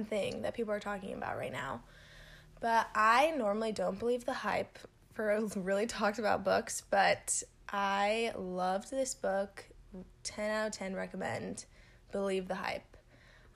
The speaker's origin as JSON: {"language": "English", "region": "Southern California", "country": "United States", "tie": "born or raised there", "moved": "as an adult", "lives_now": "Texas, United States", "said": "I'm from California, born and raised, Southern California specifically"}